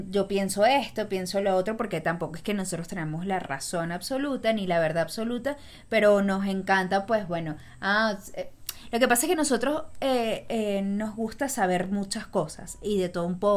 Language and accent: Spanish; Río Chico, Miranda, Venezuela; Y yo me crié en Río Chico, o sea que no es mentira.